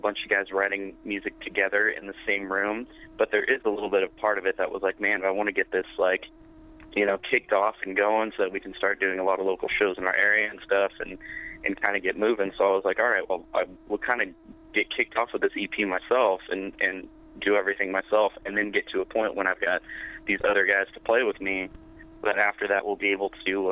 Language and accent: English; Pismo Beach, California, United States; also born or lived in Kansas City, Missouri; I was born and raised on the Central Coast of California, Pismo Beach area, California. And I was really raised most of my life here